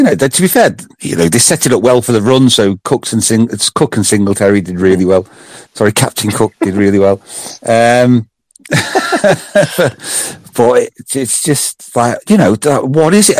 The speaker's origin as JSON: {"language": "English", "region": "England", "country": "United Kingdom", "said": "I'm English"}